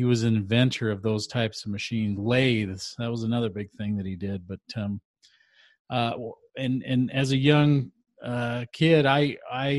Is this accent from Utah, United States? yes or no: yes; Utah, United States; I grew up in Utah